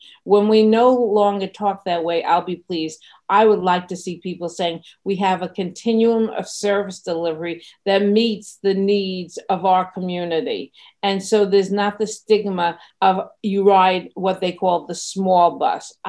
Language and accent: English; New York City, New York, United States; I grew up in Brooklyn, New York